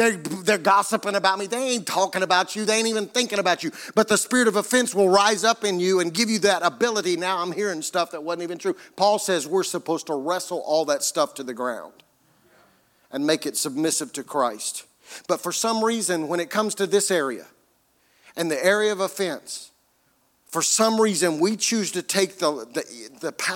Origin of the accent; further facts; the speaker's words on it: United States; as Americans